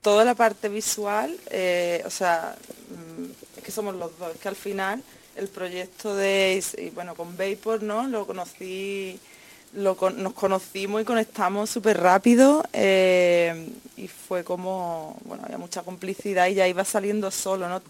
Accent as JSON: {"language": "Spanish", "region": "Andalusia", "country": "Spain", "said": "yo soy andaluza"}